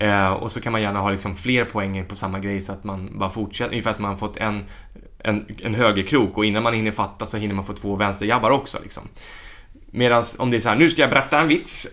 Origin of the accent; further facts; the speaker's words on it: Stockholm, Stockholm County, Sweden; also born or lived in Värmdö; som den stockholmare jag var